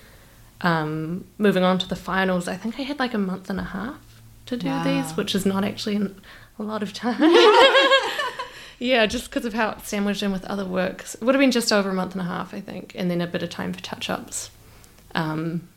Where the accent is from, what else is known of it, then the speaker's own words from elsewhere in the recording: New Zealand; I'm from New Zealand.